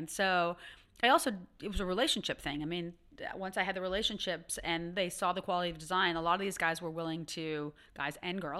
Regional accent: Ottawa, Ontario, Canada; I'm from Ottawa

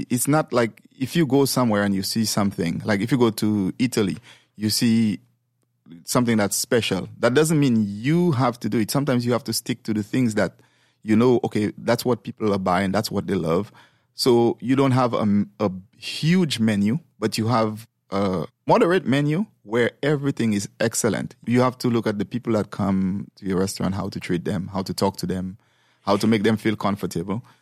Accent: St. Lucia; moved away; Well, actually, I came from St. Lucia over here maybe like 26, 27 years ago.

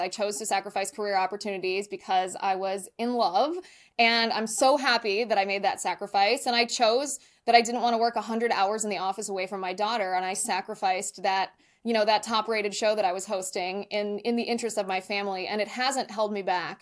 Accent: Ohio, United States; moved away as an adult; also born or lived in San Diego; I ended up serving in local government in my hometown in Ohio

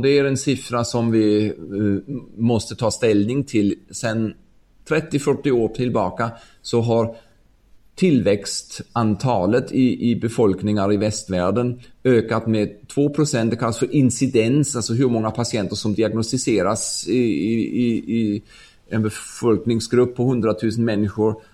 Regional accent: Ulm, Baden-Württemberg, Germany; Swedish is a second language; moved away as an adult; also born or lived in Stockholm, Sweden; min hemstad Ulm i södra Tyskland

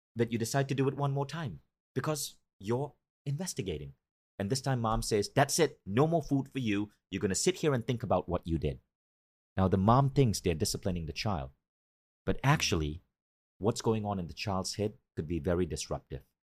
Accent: Malaysia; moved away as an adult; also born or lived in New York; Because I grew up in Malaysia, I grew up in a developing country

